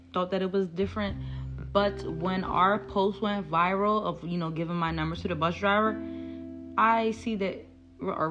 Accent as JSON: {"language": "English", "town": "Philadelphia", "region": "Pennsylvania", "country": "United States", "said": "I am also from Philadelphia."}